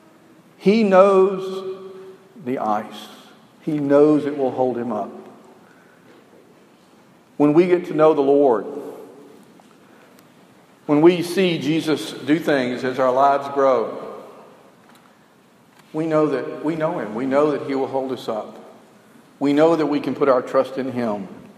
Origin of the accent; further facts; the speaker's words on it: Alabama, United States; we were educated in the South and I don't think our maps really went that far in Alabama